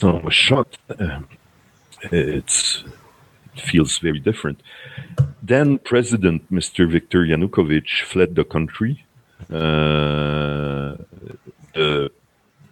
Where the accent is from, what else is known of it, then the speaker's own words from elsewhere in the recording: Quebec, Canada; I'm from Quebec in Canada